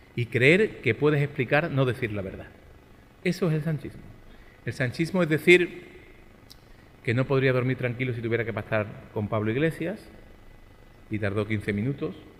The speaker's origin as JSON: {"language": "Spanish", "town": "Málaga", "region": "Andalusia", "country": "Spain", "said": "aquí en mi ciudad, en mi tierra, en la que siempre digo que hoy vuelvo a Málaga. Y digo mal, porque yo nunca vuelvo a Málaga"}